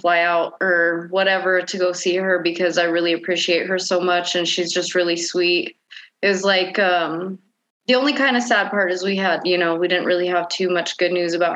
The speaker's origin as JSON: {"language": "English", "town": "Albuquerque", "region": "New Mexico", "country": "United States", "tie": "born or raised there", "also_born_or_lived": "Farmington, New Mexico", "said": "I was born in Farmington and then raised in Albuquerque"}